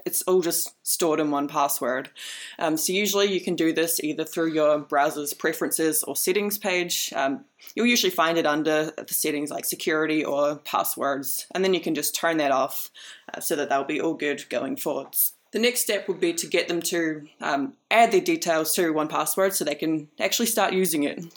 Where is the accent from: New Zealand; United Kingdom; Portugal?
New Zealand; I'm from New Zealand.